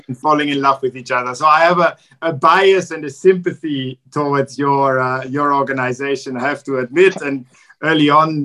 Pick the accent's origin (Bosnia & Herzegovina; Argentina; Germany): Germany; Frankfurt, Hesse; I grew up in Frankfurt. And in my childhood and youth, I was also quite involved in the cooperation with the twin towns